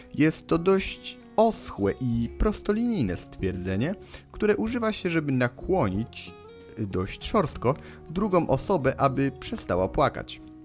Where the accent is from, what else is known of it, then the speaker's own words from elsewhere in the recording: Poznań, Greater Poland, Poland; dla nas poznaniaków